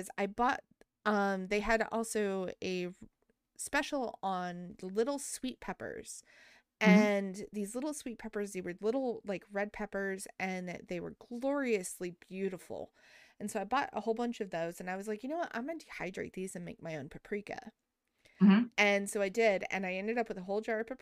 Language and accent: English; Taos, New Mexico, United States; moved away; also born or lived in Albuquerque, New Mexico; I was born in Albuquerque and I was raised in Taos.